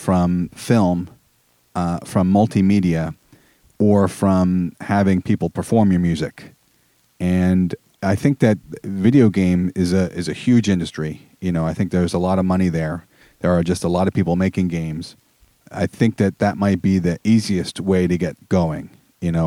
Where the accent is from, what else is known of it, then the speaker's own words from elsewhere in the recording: Philadelphia suburbs, Pennsylvania, United States; moved away as an adult; also born or lived in New York City / Long Island; I grew up in the Philadelphia suburbs and then moved to New York City for 4 years and Long Island for 12 years